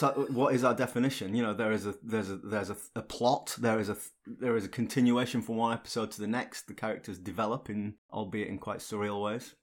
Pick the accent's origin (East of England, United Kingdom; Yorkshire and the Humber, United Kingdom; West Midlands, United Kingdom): Yorkshire and the Humber, United Kingdom; Barnsley; growing up in Barnsley, working class